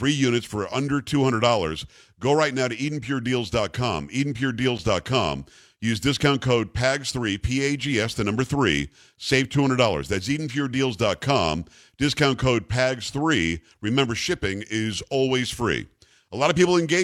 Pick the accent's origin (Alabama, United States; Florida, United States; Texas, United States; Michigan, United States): Florida, United States; moved away; I grew up in Florida